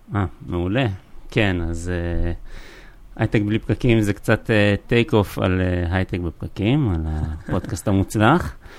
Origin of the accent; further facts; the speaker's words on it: Kfar Saba, Central District, Israel; moved away as an adult; now in Neot Golan, Israel; אני גדלתי בצור יגאל, בכפר סבא, למדתי בכפר סבא